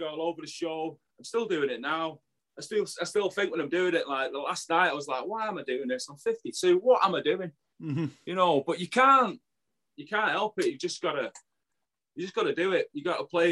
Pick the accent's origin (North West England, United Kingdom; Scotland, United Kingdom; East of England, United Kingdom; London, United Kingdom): North West England, United Kingdom; Manchester; I'm from Burnage, Firetown, you know, you can probably tell that with the accent